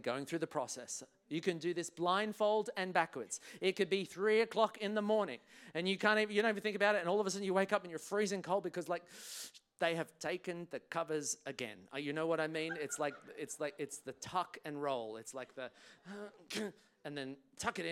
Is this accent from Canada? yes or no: no; England, United Kingdom; now in Australia; I was traveling on a British passport because I was born in England